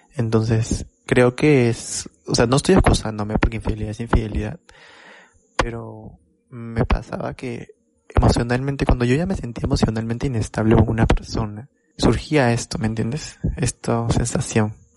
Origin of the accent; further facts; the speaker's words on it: Lima, Peru; moved away; la primera vez que salí de Lima, pero fue el distrito de Lima, fue para irme a Chosica.